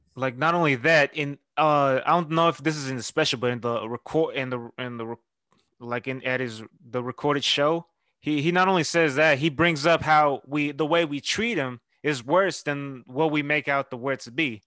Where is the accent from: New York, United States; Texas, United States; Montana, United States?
Texas, United States; Houston; I'm from Houston.